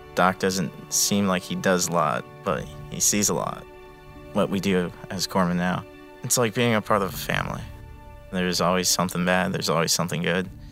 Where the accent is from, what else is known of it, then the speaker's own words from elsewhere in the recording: Palm Bay, Florida, United States; I'm from Palm Bay, Florida